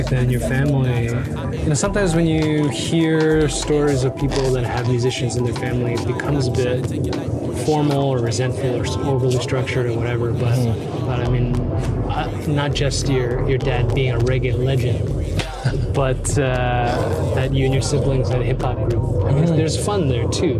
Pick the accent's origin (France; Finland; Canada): Canada; Toronto, Ontario; as somebody from from Toronto, I'm Korean